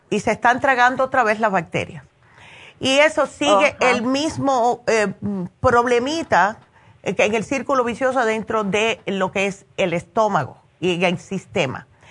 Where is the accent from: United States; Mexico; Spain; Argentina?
United States; New Jersey; moved away; yo me crié prácticamente en New Jersey